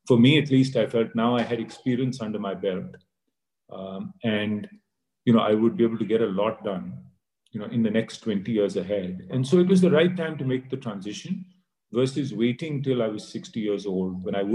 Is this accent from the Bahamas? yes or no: no; India; also born or lived in United States; growing up in India in school, our only aspiration was to get, you know, the best job